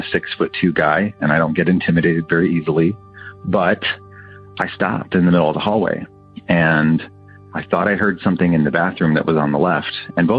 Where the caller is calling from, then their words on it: Pasadena, California, United States; also born or lived in Ann Arbor, Michigan; I'm calling from Pasadena, California. Years ago, when I lived in Michigan, I lived in the university area of Ann Arbor, where University of Michigan is.